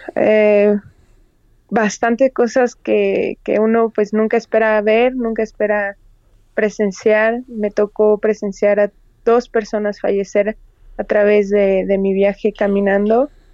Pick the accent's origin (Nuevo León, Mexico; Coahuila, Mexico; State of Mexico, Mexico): State of Mexico, Mexico; Toluca; Soy de Toluca